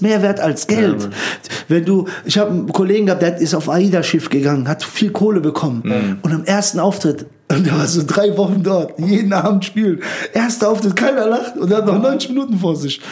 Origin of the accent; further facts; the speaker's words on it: Frankfurt, Hesse, Germany; wir sind in Höchst aufgewachsen